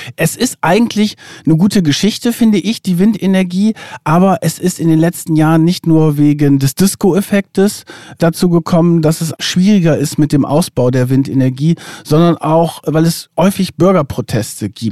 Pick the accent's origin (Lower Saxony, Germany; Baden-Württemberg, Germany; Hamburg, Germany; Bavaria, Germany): Lower Saxony, Germany; ich komme ja aus Niedersachsen und auch so ein bisschen vom Lande äh, in der Nähe von Bremen